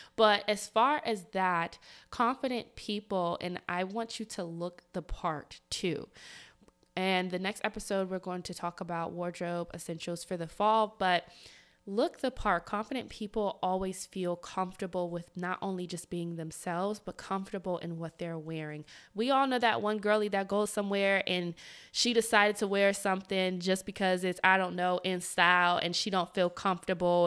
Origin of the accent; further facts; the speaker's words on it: the South, United States; I'm from the South